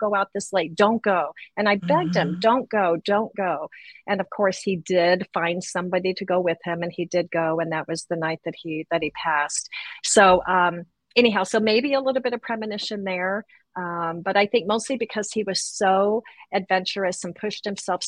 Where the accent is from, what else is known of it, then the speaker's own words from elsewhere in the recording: Boise, Idaho, United States; we're from Idaho, Boise at the time, you know, very small town